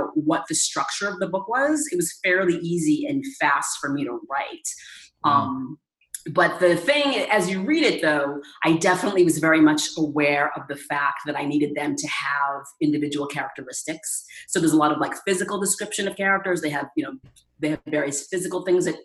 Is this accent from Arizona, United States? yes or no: no; Danvers, Massachusetts, United States; I grew up on the North Shore of Boston in a town called Danvers.